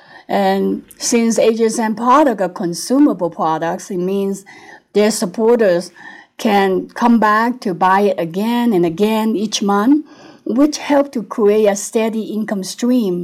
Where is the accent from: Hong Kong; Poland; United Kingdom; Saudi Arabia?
Hong Kong; moved away as an adult; also born or lived in United States; now in Lake Tahoe, United States; I was born in Hong Kong. Then I came to the US and became a citizen in my 20s.